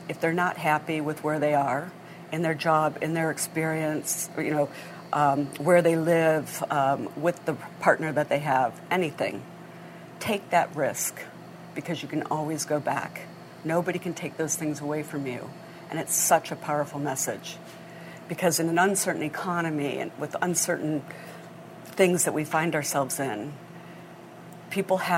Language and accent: English; Grosse Pointe Farms, Michigan, United States; moved away; also born or lived in Hong Kong; I grew up in Grosse Pointe Farms, Michigan